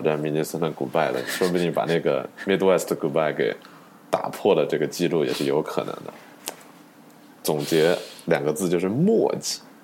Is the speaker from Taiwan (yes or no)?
no; China; moved away; 我们作为中国人，其实很多时候我们对龙卷风是没有什么概念的